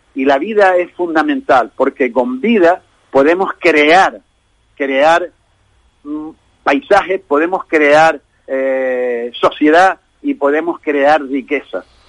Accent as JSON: {"language": "Spanish", "region": "Canary Islands", "country": "Spain", "said": "somos nosotros, los canarios"}